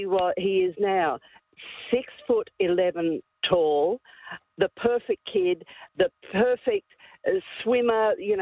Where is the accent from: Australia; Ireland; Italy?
Australia; Glass House Mountains, Queensland; I was born in Glasshouse Mountain